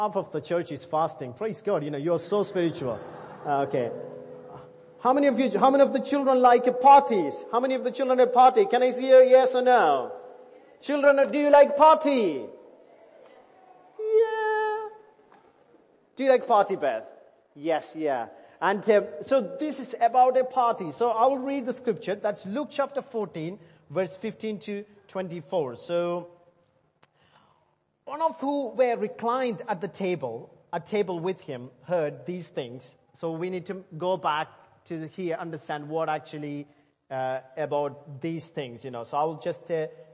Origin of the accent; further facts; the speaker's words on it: India; now in England, United Kingdom; As an Indian